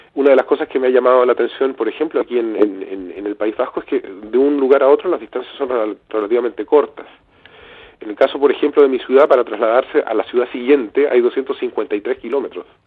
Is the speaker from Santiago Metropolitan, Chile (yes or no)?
no; Southern Patagonia, Magallanes and Chilean Antarctica, Chile; also born or lived in Valdivia, Chile; quienes somos de Patagonia Austral, de Magallanes